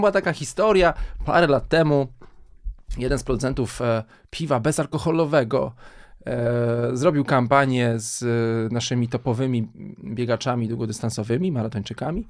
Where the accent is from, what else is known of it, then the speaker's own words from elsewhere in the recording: Kielce, Świętokrzyskie Voivodeship, Poland; moved away; jako kielczanin